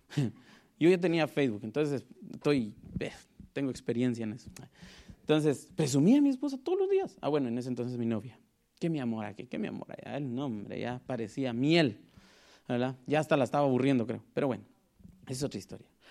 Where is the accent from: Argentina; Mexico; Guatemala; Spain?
Guatemala; moved away; Soy de Guatemala, para el que no me, me conoce y sabe por qué digo que soy de Guatemala, porque a veces mi lenguaje es bien raro